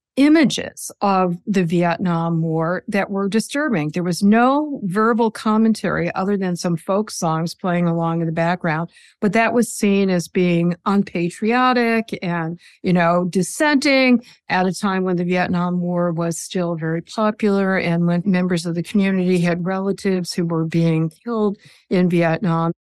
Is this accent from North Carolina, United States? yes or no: no; New Jersey, Minnesota, United States; now in New York, United States; I was born in New Jersey outside of New York City